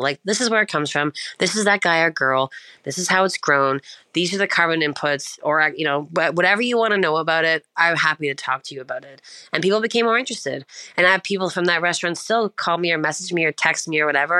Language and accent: English; Prince Edward Island, Canada; now in Ontario, Canada; I'm from Prince Edward Island, which is like the smallest island in Canada, situated in the far east side of the country, and uh, sort of looks like a little half or uh, quarter moon floating in the ocean. it's very small. I was raised in a very small fishing village